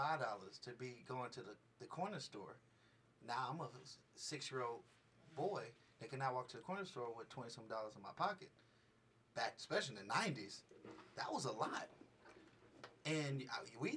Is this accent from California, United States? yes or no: yes; Richmond, California, United States; now in Las Vegas, United States; I come from Richmond, California